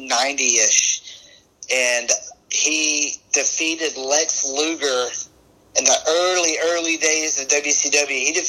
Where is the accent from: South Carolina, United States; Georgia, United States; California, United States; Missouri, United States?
Georgia, United States; Macon; Born and raised and still live in Georgia. I mean, this was NWA Jim Crockett country.